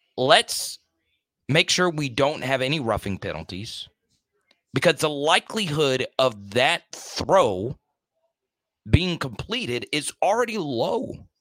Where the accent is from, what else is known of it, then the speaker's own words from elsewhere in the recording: the South, United States; I'm from the South